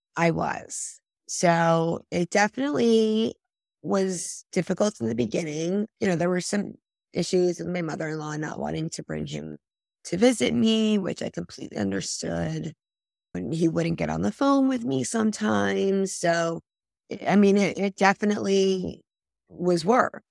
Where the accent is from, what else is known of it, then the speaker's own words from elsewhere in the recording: Northeast, United States; moved away as an adult; now in Fort Myers, United States; I grew up in the Northeast